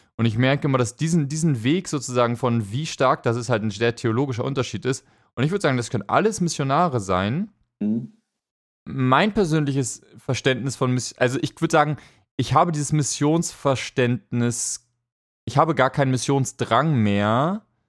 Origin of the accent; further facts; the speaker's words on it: Hamburg, Germany; das war damals bei uns in Hamburg